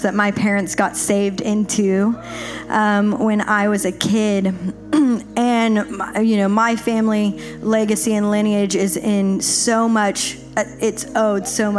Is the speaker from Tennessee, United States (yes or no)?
yes; Nashville, Tennessee, United States; I'm from Nashville, a bit bigger city